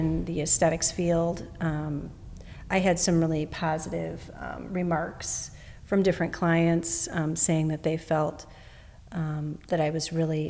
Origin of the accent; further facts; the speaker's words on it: Chicago, Illinois, United States; first language English; I'm originally from Chicago, Illinois, and I always lived in America. I was born here